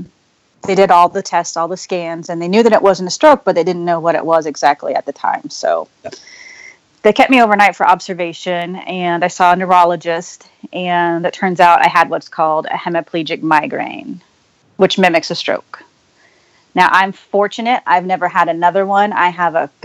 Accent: Wichita, Kansas, United States; now in Lawrence, United States; I grew up in Wichita, Kansas, and moved to Lawrence

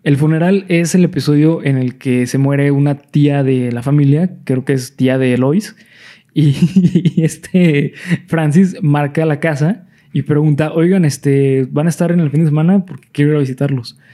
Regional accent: Mexico; nosotros como mexicanos

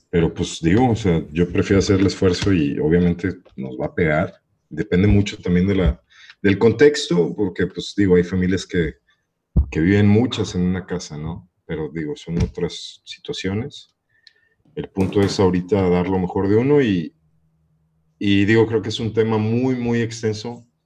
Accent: Guadalajara, Jalisco, Mexico; born there; now in Chapala, Mexico; nací en Guadalajara, Jalisco. Ajá. Eh, vivo ahorita en Chapala, Jalisco

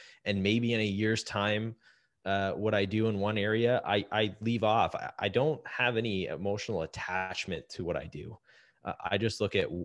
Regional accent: Canada; as a Canadian

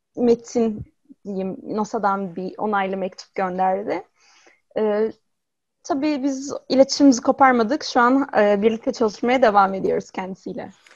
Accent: İzmir, Turkey; 95 yılında İzmir'de doğdum

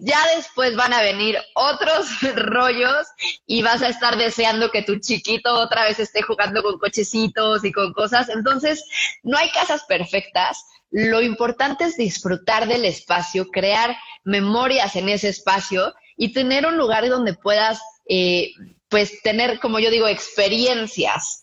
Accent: Cuernavaca, Morelos, Mexico; nosotros somos de Cuernavaca y vivíamos en una casa muy grande

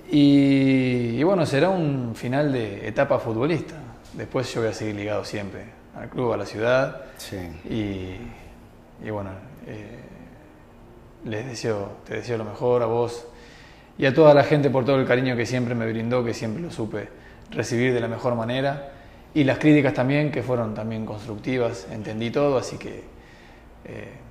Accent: Argentina; Eh, somos argentinos, somos

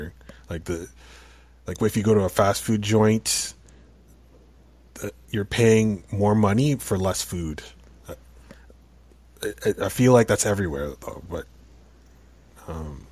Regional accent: Canada; Yes, I'm from Canada.

